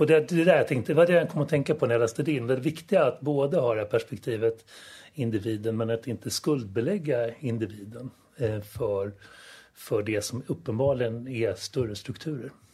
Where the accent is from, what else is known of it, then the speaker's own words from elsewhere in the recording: Stockholm, Stockholm County, Sweden; also born or lived in Solna; vi flyttade också från Solna till Östermalm när jag började skolan